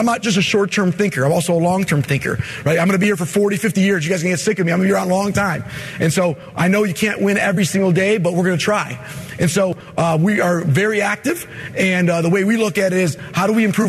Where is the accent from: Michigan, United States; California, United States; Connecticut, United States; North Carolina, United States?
Michigan, United States; I'm from Michigan